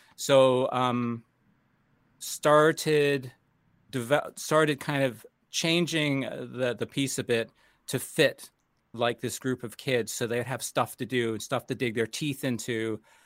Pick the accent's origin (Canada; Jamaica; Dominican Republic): Canada; Toronto, Ontario; moved away; also born or lived in United States; I'm Canadian and American, um, but I started in Canada as, um, really studying as a youngster